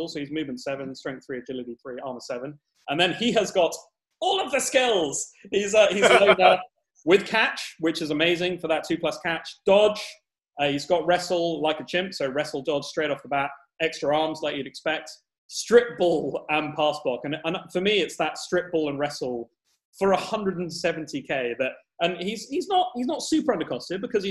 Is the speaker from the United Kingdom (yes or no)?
yes; United Kingdom; we're British.